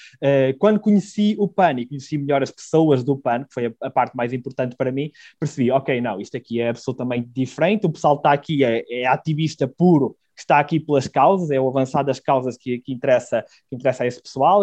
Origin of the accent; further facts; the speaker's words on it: Celorico de Basto, Norte, Portugal; moved away as an adult; also born or lived in Porto / Braga; eu sou natural de Celurico de Basto